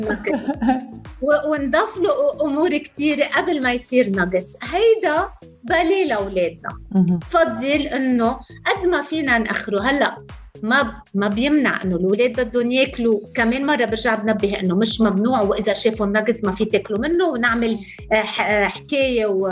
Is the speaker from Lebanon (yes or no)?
yes; Lebanon; انا انا لبنانيه